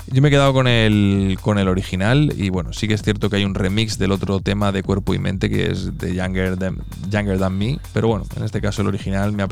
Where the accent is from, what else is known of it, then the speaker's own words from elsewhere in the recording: Mexico; que soy mexicano